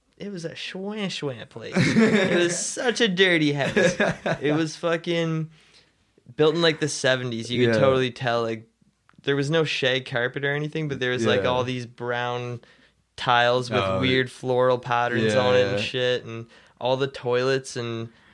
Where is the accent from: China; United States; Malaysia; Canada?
Canada; Meaford, Ontario; I'm from Meaford